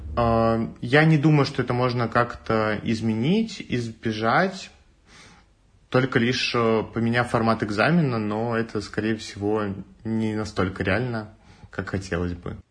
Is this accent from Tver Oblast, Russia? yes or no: yes; Tver, Tver Oblast, Russia; moved away as an adult; now in Moscow, Russia; я из Твери